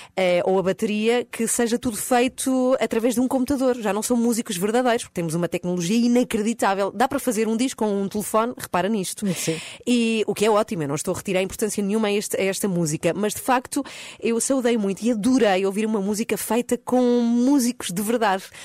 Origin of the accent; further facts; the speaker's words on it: Madrid, Community of Madrid, Spain; now in Portugal; a minha origem é de Espanha. Eu nasci em Madrid, onde vivi muitos anos